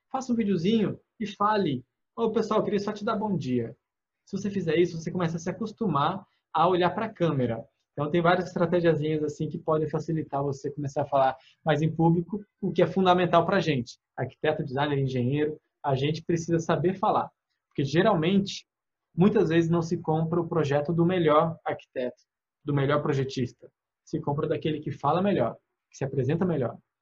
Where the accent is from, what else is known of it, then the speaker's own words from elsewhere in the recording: interior of São Paulo, Brazil; accent: São Paulo interior R; now in Bahia, Brazil; Eu sou do interior de São Paulo, então se você perceber meu R de vez em quando, vai ser um porta